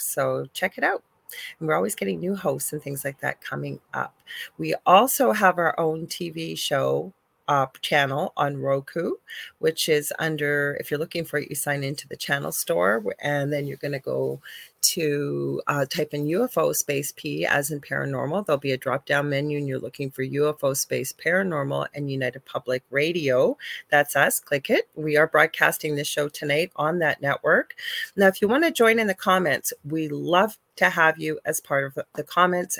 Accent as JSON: {"language": "English", "country": "Canada", "said": "I'm a Canadian clairvoyant medium"}